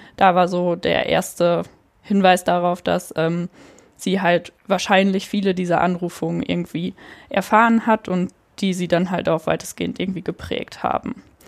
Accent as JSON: {"language": "German", "area": "Münsterland", "region": "North Rhine-Westphalia", "country": "Germany", "moved": "as an adult", "lives_now": "Cologne, Germany", "said": "Ich komme ursprünglich aus der Nähe von Münster, also aus hm, Münsterland."}